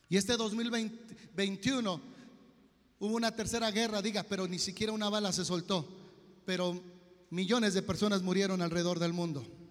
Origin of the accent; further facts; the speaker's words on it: Mexico; como buenos mexicanos, nos valió